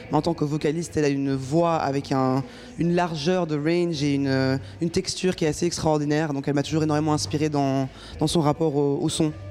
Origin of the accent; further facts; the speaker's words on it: Brussels, Brussels-Capital Region, Belgium; Je suis bruxelloise et très fière de l'être.